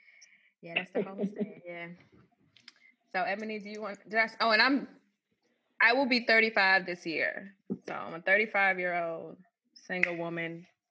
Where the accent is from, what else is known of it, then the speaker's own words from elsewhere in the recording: Glendale, Arizona, United States; moved away as an adult; now in Maryland, United States; I'm from Glendale.